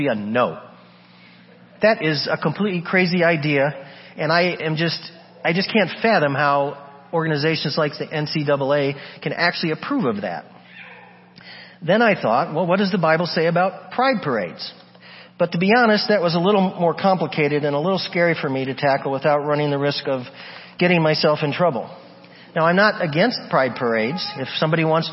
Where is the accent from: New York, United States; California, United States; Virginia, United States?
New York, United States; Buffalo; When I was a little kid growing up in Buffalo, New York